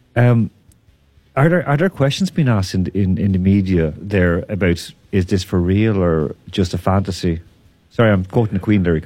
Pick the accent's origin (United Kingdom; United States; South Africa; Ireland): Ireland; I'm from Ireland.